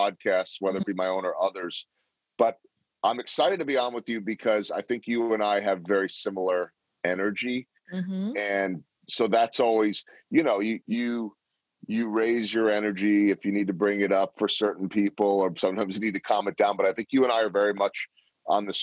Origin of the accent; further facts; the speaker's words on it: Chicago, Illinois, United States; now in Kansas City, United States; where I grew up in Chicago